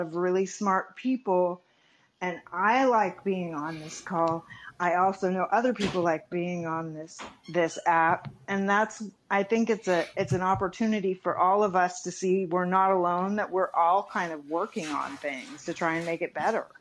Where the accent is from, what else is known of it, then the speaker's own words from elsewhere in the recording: Bay Area, California, United States; I'm a California native